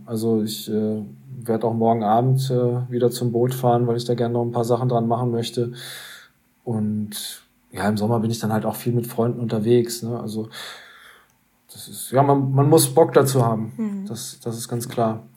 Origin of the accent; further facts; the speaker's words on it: Hanover, Lower Saxony, Germany; bei uns in Hannover